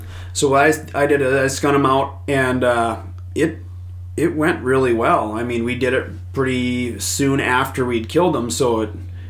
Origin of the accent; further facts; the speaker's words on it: Litchfield, Minnesota, United States; also born or lived in South Dakota; I grew up in Litchfield and had a cabin north of Annandale on Bass Lake, so I've kind of just this whole area is I've called home for a long time.